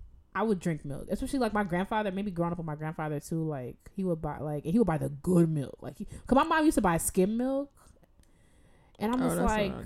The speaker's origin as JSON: {"language": "English", "country": "Jamaica", "said": "Because I'm like Jamaican. Like, I've watched my aunt slaughter chickens, her own chickens."}